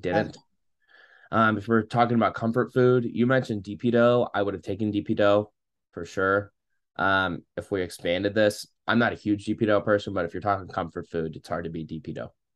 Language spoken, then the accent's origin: English; Saint Louis area, Illinois, United States; I'm from the Saint Louis area